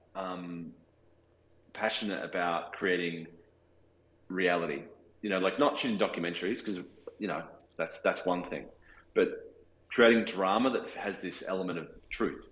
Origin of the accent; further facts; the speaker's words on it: Australia; accent: Australian; my Australian accent